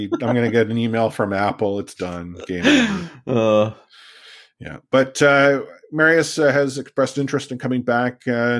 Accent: Canada; also born or lived in Vancouver; I'm Canadian

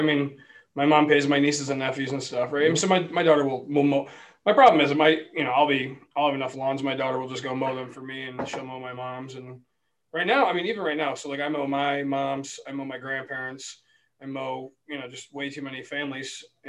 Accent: Wyoming, United States; In Wyoming.

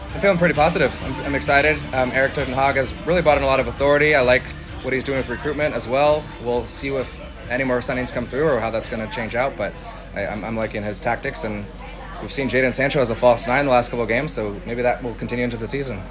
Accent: San Diego, California, United States; I'm born and raised here in San Diego, California.

